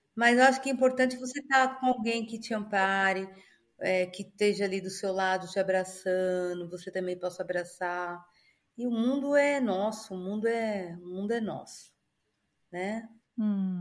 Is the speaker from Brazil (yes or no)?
yes; Brazil; moved away as an adult; also born or lived in Alphaville / Monaco; now in Dubai, United Arab Emirates; eu nasci no Brasil, eu sou brasileira, vou morrer brasileira amo o Brasil.